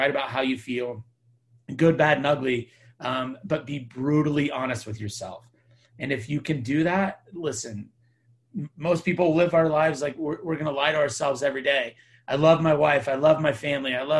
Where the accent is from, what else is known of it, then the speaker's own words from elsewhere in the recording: Temecula, California, United States; I'm from Temecula, California